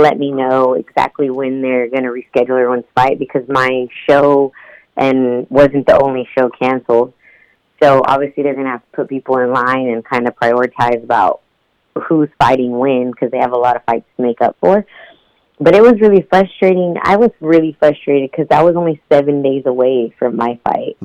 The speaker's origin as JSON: {"language": "English", "town": "Houston", "region": "Texas", "country": "United States", "tie": "born or raised there", "said": "I was born and raised in Houston, Texas"}